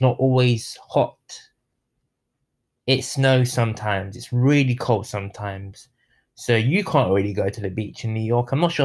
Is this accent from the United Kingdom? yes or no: yes; London, United Kingdom; now in Tampa, United States; I'm from London. I lived in there, born and raised.